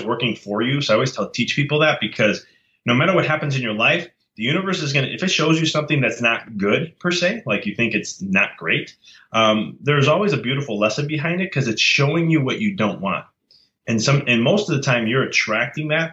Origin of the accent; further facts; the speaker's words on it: United States; I'm from America, but my dad's from Italy. And but I was raised Italian.